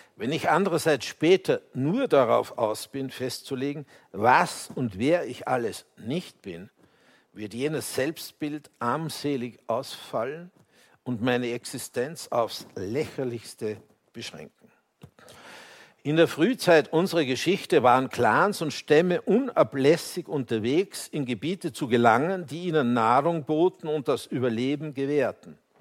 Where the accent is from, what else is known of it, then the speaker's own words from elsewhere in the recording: Austria; ich als Österreicher